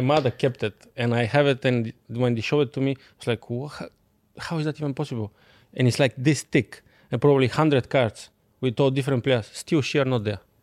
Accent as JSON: {"language": "English", "country": "Bulgaria", "second_language": "English", "moved": "as an adult", "said": "I'm coming from Bulgaria"}